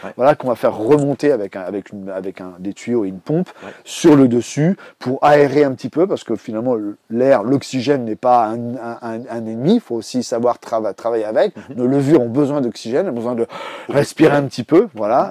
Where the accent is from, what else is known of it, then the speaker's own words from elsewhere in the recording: Brittany, France; moved away; also born or lived in Paris; je suis né en Bretagne